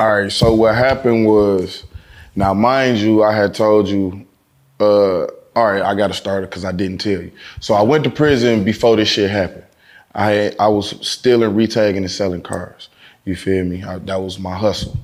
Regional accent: Detroit, Michigan, United States; I'm from Detroit

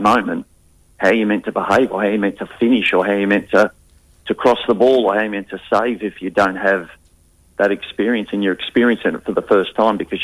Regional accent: Newcastle, New South Wales, Australia; now in Western Australia, Australia; We're from Newcastle over near Sydney, and everybody grows up wanting to do schoolboys, schoolgirls.

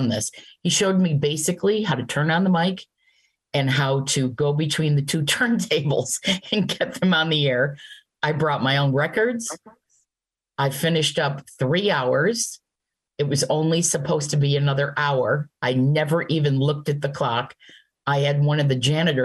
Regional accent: Auburn, New York, United States; I grew up in Auburn, New York

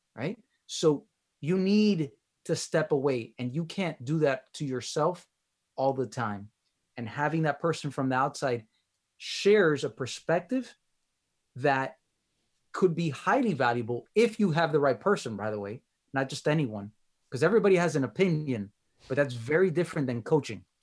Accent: Miami, Florida, United States; accent: Miami; my accent, uh, t, the Miami accent

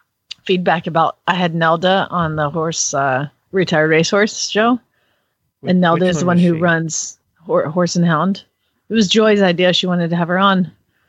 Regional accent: Georgia, United States; moved away; I'm from Georgia.

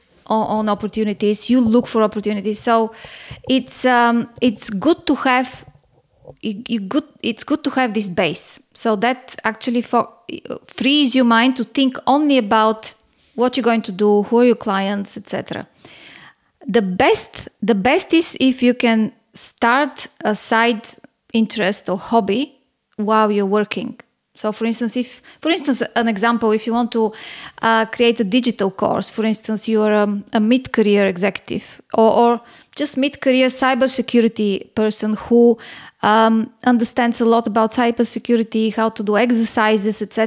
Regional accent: Bulgaria; moved away as an adult; also born or lived in Singapore / Hong Kong; now in Athens, Greece; I was born in Bulgaria, and by the time I was born, it was behind the Iron Curtain

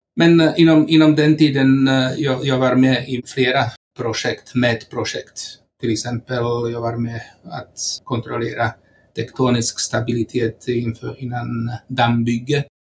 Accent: Slovakia; Swedish is a second language; moved away as an adult; now in Sweden; Jag kommer från eh, Slovakien och eh, har bott här i Sverige sedan 1996

